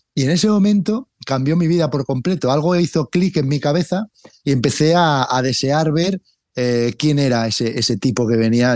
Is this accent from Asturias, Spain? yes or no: yes; Cangas del Narcea, Asturias, Spain; now in Madrid, Spain; en mi pueblo, aquí en Cangas